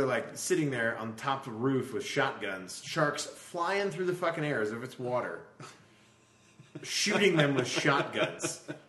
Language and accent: English; the South, United States; I grew up in the South